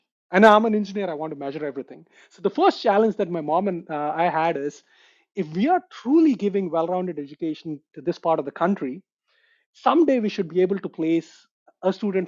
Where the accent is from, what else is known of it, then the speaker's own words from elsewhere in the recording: India; moved away; I grew up in India, and I did my engineering from India as well